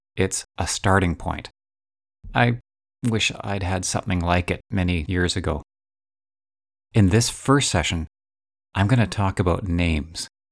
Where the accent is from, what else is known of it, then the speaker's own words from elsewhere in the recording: British Columbia, Canada; I was born in British Columbia and still live here